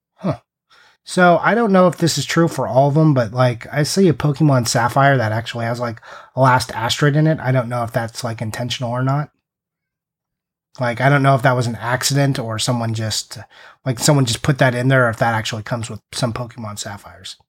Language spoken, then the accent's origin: English; United States; I'm American